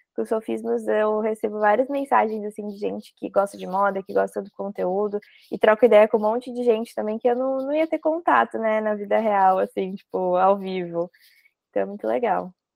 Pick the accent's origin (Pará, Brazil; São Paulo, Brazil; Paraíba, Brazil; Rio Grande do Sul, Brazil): São Paulo, Brazil; Mogi Mirim; Eu sou do interior, né? Eu sou de Mojimirim